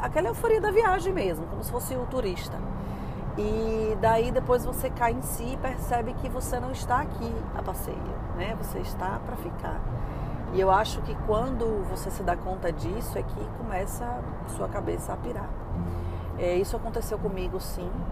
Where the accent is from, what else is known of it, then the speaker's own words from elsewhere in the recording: Brazil; moved away as an adult; now in United States; eu saí do Brasil no auge da minha carreira